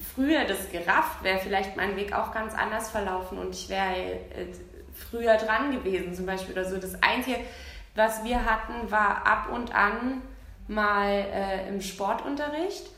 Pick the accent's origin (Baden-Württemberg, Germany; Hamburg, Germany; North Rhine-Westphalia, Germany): Baden-Württemberg, Germany; ich komme aus Baden-Württemberg und da gab es nur AGs